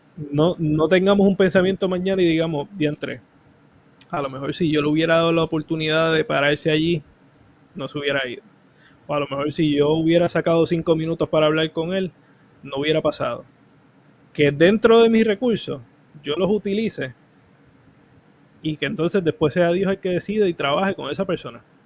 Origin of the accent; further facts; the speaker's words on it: Cataño, Puerto Rico; also born or lived in Río Lajas; yo soy de Cataño y estoy en Río Laja